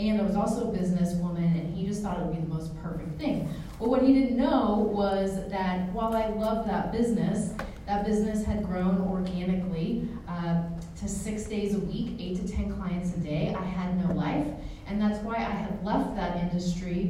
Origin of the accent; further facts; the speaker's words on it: San Francisco Bay Area, Northern California, United States; I'm from Northern California in the San Francisco Bay Area